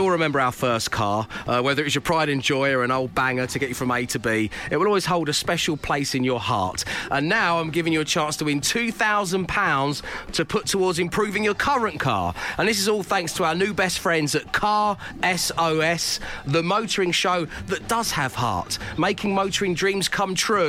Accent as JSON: {"language": "English", "area": "Cockney", "region": "London", "country": "United Kingdom", "accent": "semi-cockney", "said": "my squeaky semi-cockney"}